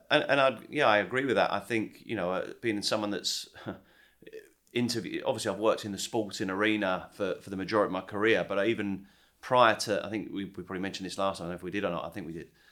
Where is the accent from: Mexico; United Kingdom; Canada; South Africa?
United Kingdom; England; now in Charleston, United States; growing up in England